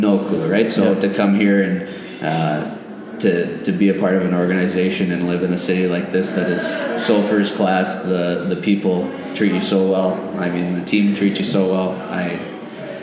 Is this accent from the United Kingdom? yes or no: no; Western Canada, Canada; growing up in Western Canada